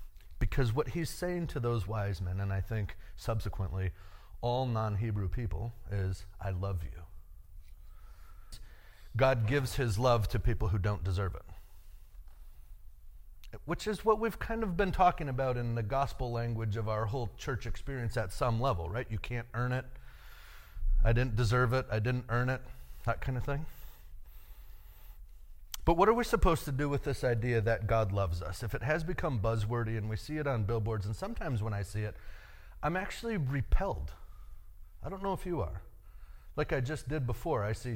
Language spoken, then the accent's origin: English; United States; As an American male